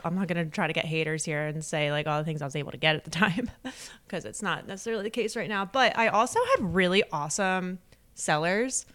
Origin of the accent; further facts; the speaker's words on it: Delaware County, Pennsylvania, United States; also born or lived in Exton, Pennsylvania; I grew up in Delco